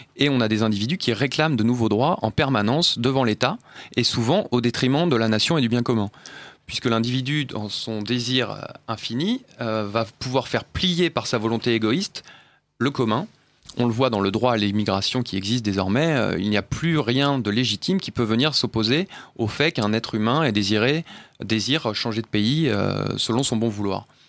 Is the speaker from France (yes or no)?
yes; France; nous sommes français et européens